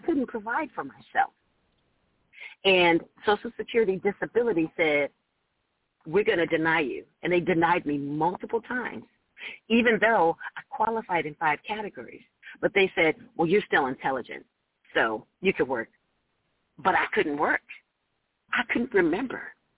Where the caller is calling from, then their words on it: Orange County, California, United States; I am calling from Orange County, California.